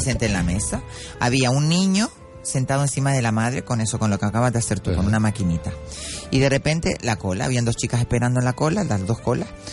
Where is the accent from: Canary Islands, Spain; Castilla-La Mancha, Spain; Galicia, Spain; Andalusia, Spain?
Canary Islands, Spain; Arinaga; mi pueblo, Arinaga